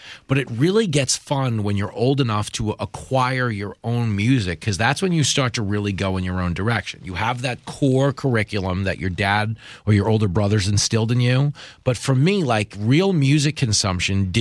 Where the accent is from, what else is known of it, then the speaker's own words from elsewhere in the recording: Levittown, New York, United States; accent: mook Teamster; Levittown, where I grew up